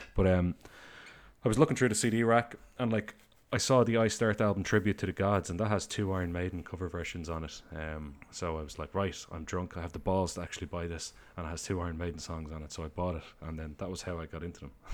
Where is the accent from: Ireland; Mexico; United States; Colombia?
Ireland; I say film rather than movie, sorry, I'm Irish